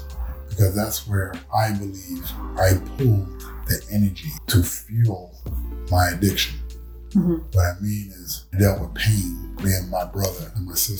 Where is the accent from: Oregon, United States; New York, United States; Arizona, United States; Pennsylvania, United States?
New York, United States; New York City; I was born in Bronx. Born in Bronx at Long Hospital, 1972